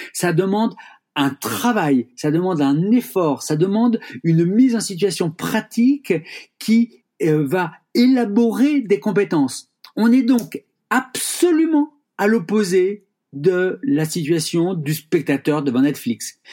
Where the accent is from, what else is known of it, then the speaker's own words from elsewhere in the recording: Rennes, Brittany, France; je suis rennais